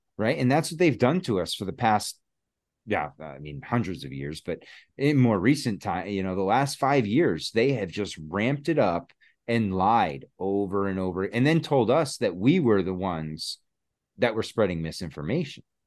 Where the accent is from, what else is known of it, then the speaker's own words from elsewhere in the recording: Connecticut, United States; moved away as an adult; now in Massachusetts, United States; I'm from Connecticut, and that's where my family was, you know, we were living